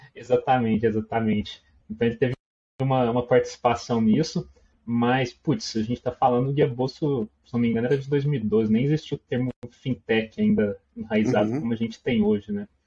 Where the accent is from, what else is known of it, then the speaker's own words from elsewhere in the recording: Minas Gerais, Brazil; also born or lived in Uberlândia; o meu sotaque vai me denunciar, né? Eu acredito que já denunciou. Eu sou de Minas, moro em Uberlândia, Triângulo Mineiro